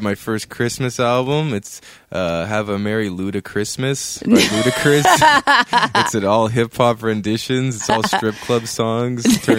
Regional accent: Saudi Arabia; I was born in Saudi Arabia.

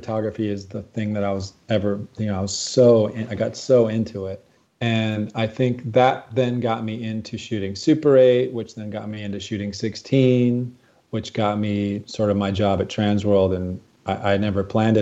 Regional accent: Michigan, United States; moved away; I'm from Michigan originally

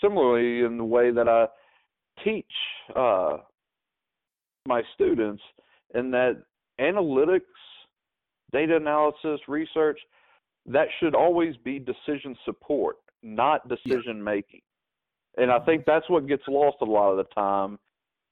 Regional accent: Memphis, Tennessee, United States; moved away as an adult; I was born and raised in Memphis for the first 30 years of my life.

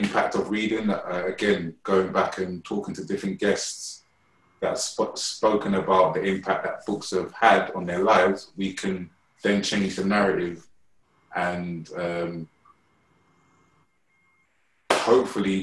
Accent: London, United Kingdom; I'm from Shepherd's Bush, and I used to always, like, my parents, well, my mum used to always take me to Shepherd's Bush Library every weekend

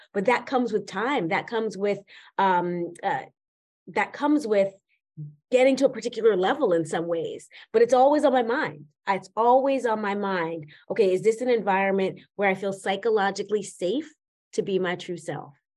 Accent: New York City, New York, United States; started a life in New York City, where I was born and raised in Manhattan, in Spanish Harlem, to be specific

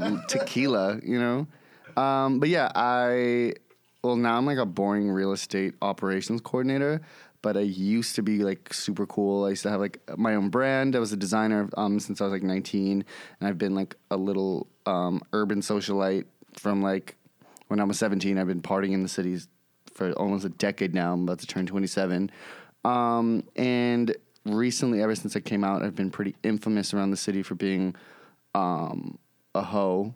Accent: New York City, New York, United States; I'm born and raised in New York City, East Village, Lower East Side area.

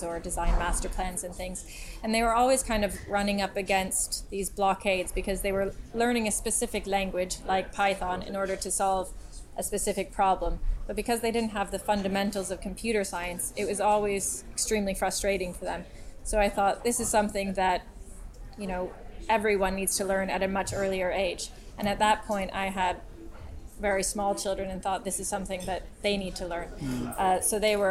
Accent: United States; moved away as an adult; now in London, United Kingdom; I'm American

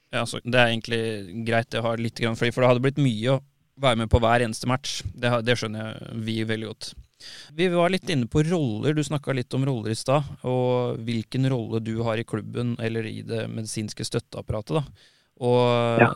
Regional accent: Tønsberg, Vestfold, Norway; moved away; kommer opprinnelig fra Tønsberg

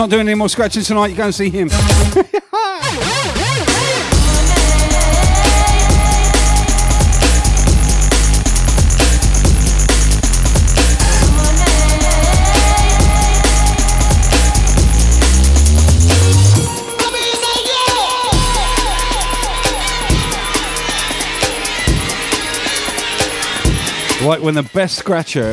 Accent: Southampton, South East England, United Kingdom; moved away as an adult; also born or lived in Melbourne, Australia; now in Brisbane, Australia; born and bred in Southampton, and I stayed in the UK until I was 40 years of age

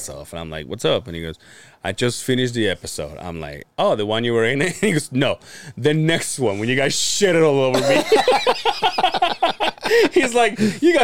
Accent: Yucatán, Mexico; in my hometown, like the people from my hometown, like from Yucatan

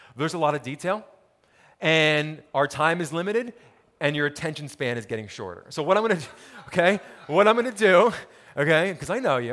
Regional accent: Montclair, New Jersey, United States; I grew up in New Jersey, town called Montclair, about ten miles outside of New York City

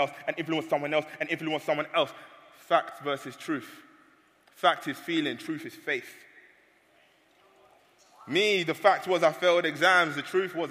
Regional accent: London, United Kingdom; I'm from London

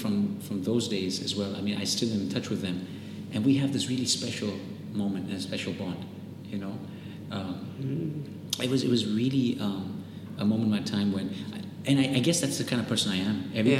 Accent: India; accent: Spanish; also born or lived in Nigeria; So suddenly, you know, in the American school, my accent was different because I had this really funny little Spanish accent. So it was really awkward for people to see, well, here's an Indian kid, first of all, with a Spanish accent, which looks really weird.

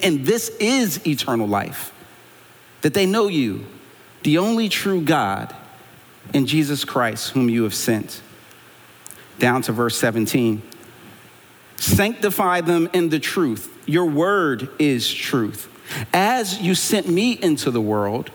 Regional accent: Philadelphia, Pennsylvania, United States; I'm from Philly

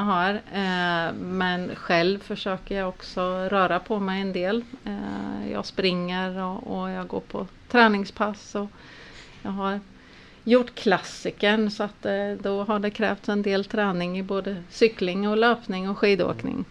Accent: Mjölby, Östergötland, Sweden; accent: Östgöta dialect; Jag kommer ifrån Östergötland. Jag är uppvuxen i Mjölby där mm. vi bor

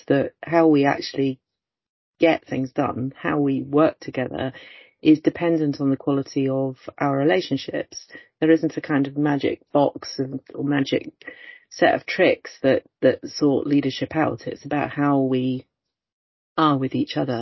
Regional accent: Oxford, South East England, United Kingdom; moved away as an adult; now in Stirling, United Kingdom; I originally come from Oxford and was born and brought up in Oxford, but my family is Welsh and Irish

